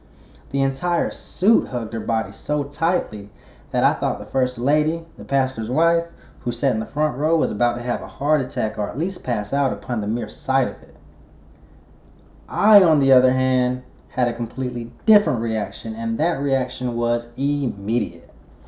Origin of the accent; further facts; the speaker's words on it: the South, United States; Growing up in the South, church was a big part of our lives.